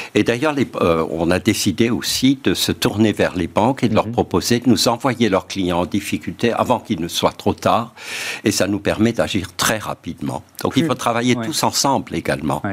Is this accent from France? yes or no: yes; Alsace-Moselle, Grand Est, France; accent: Alsatian; en Alsace-Moselle. Vous l'entendez sans doute à mon accent